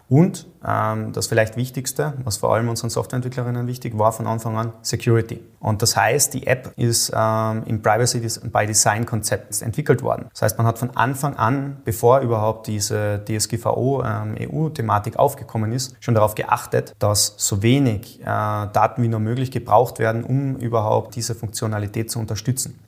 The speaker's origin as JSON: {"language": "German", "country": "Austria", "said": "als Österreicher"}